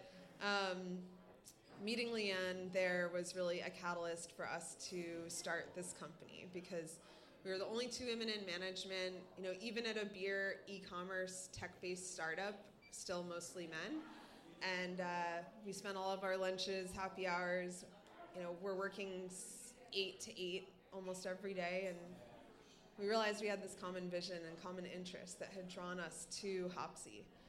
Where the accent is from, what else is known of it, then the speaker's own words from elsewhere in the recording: Pennsylvania, United States; I grew up in Pennsylvania, but my parents were New Yorkers.